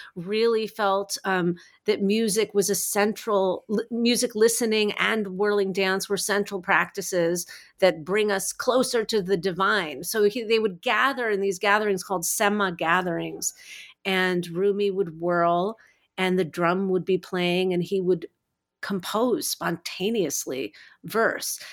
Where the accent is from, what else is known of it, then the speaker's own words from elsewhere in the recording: New Jersey, United States; also born or lived in New York City; I grew up in Jersey. I was born in New York City.